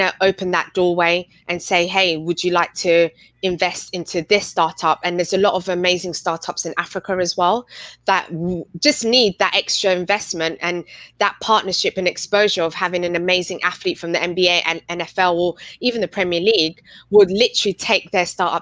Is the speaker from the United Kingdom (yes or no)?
yes; London, United Kingdom; I was born and raised in Highbury. So my background, born and raised in Highbury, been to all the games since I was little.